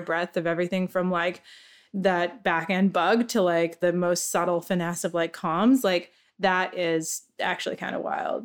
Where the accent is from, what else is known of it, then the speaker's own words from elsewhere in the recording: Canada; moved away; I'm Canadian